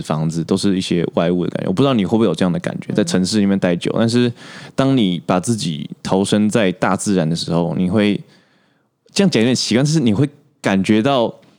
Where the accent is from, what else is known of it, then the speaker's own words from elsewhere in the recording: Taiwan; 我一直都待台湾